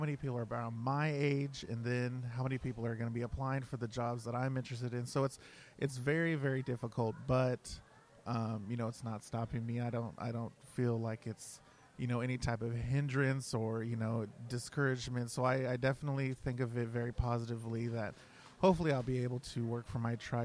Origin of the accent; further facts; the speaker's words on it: Lawrence, Kansas, United States; I was born here in Lawrence, Kansas, although my family, they reside in Arizona.